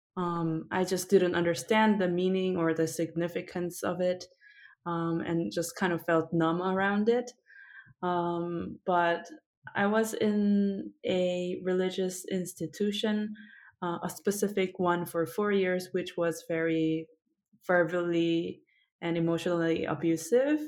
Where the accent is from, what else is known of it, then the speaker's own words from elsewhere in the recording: South Korea; moved away; also born or lived in United States / Japan; I was born and raised in South Korea, but then I I spent a little bit of time in the U.S. when I was little, and then also in Japan when I was older